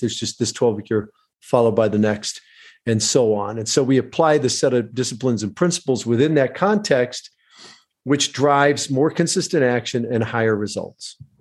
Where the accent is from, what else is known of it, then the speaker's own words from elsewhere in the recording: Michigan, United States; I grew up in Michigan, very middle class